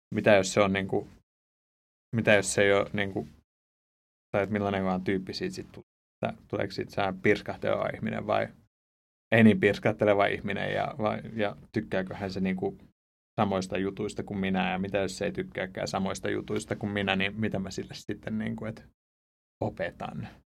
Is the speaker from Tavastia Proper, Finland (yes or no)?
yes; Ypäjä, Tavastia Proper, Finland; Mä, mä oon tuolta Suomen hevospitäjästä, Ypäjältä, ihan niin luomutilallisen poika